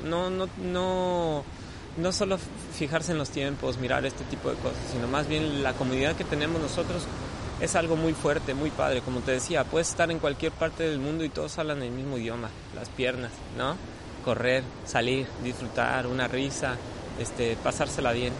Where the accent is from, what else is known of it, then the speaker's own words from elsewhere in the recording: Mexico; yo soy ese mexicano